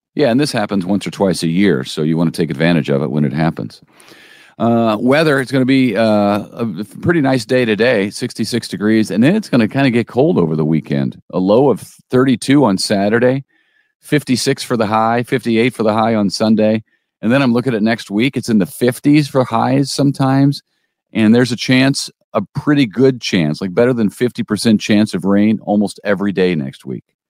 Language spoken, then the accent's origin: English; Collinsville, United States; moved away; my hometown, Collinsville